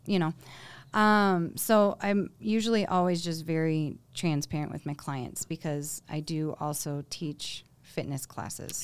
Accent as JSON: {"language": "English", "region": "Michigan", "country": "United States", "moved": "yes", "lives_now": "Colorado, United States", "said": "I'm from Michigan."}